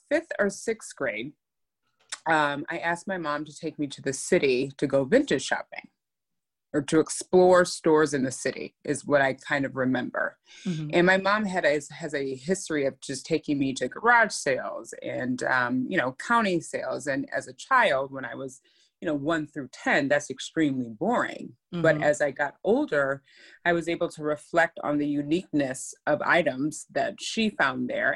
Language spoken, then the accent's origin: English; Highland Park, Illinois, United States; moved away; also born or lived in Brooklyn; originally I'm from Highland Park, Illinois, and it's really kind of a suburb tucked outside of Chicago.